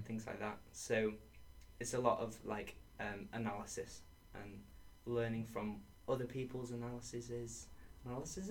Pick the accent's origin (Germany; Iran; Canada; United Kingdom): United Kingdom; Sheffield, Yorkshire and the Humber; moved away as an adult; also born or lived in Edge Hill; I'm from Sheffield